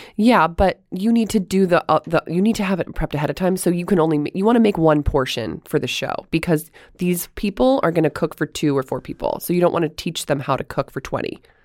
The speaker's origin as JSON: {"language": "English", "region": "Florida", "country": "United States", "said": "I'm from Florida"}